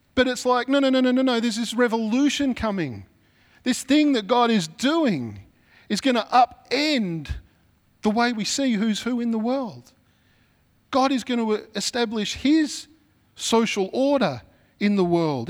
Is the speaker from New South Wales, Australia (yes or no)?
yes; Sydney, New South Wales, Australia; I'm from Mount Druitt